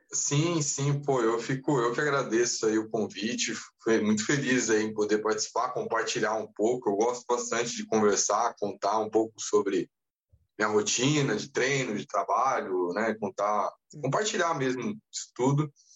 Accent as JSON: {"language": "Portuguese", "town": "Taubaté", "region": "São Paulo", "country": "Brazil", "tie": "born or raised there", "also_born_or_lived": "Rio de Janeiro", "moved": "as an adult", "said": "não nasci em Taubaté, mas fui criado até os 18 anos. Eu morei em Taubaté, no interior de São Paulo"}